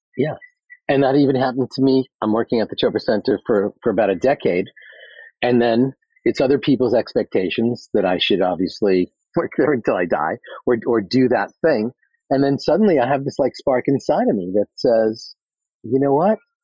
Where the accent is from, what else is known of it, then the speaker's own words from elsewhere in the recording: New York City, New York, United States; I'm from Queens